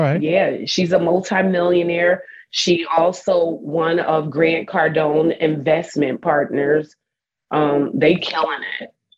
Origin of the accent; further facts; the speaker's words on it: New Jersey, United States; moved away as an adult; now in Texas, United States; I'm a girl from Jersey.